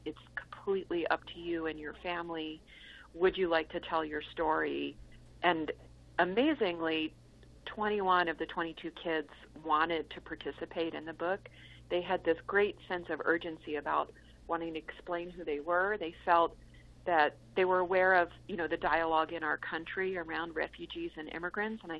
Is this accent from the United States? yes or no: yes; New Jersey, United States; I was growing up in New Jersey